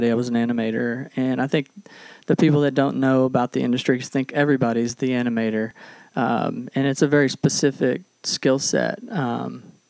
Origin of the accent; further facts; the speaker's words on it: Texarkana, Texas, United States; also born or lived in Little Rock, Arkansas / Los Angeles; now in Northwest Arkansas, United States; I was born in Little Rock, though I did grow up on the Texas side of Texarkana.